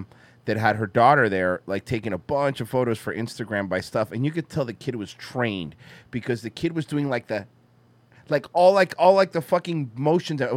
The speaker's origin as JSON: {"language": "English", "country": "Cuba", "said": "I'm Cuban."}